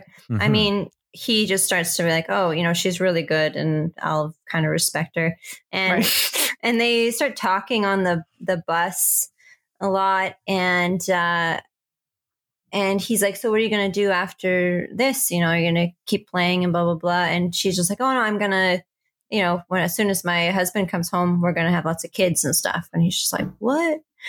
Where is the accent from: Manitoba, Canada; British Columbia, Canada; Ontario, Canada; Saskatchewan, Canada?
Saskatchewan, Canada; And I'm from Saskatchewan, Canada.